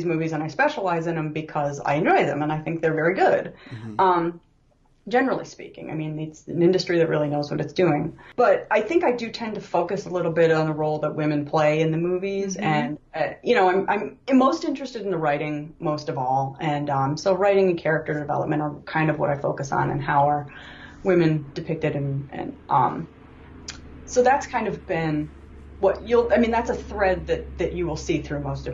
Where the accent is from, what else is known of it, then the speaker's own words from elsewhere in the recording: United States; I'm an American